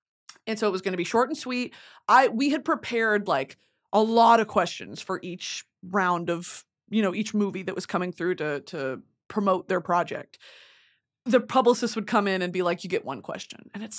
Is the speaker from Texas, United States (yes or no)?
yes; Texas, United States; I am a woman of the South. I am a woman of hot weather. I am a fatty from Texas, okay?